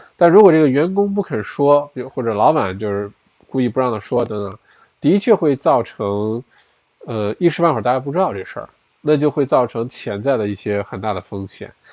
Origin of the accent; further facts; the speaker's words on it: China; now in Melbourne, Australia; 我本来从小在国内读的中学、小学